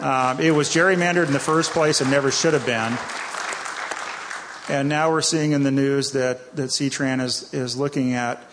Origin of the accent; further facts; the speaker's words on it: East Coast, United States; now in Washington, United States; I grew up on the East Coast. I grew up with tolls